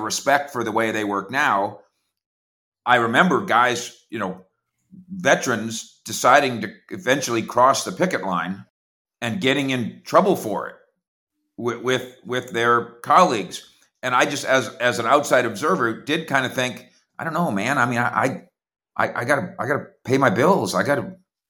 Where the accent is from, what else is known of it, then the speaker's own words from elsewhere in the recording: Minnesota, United States; I grew up in Minnesota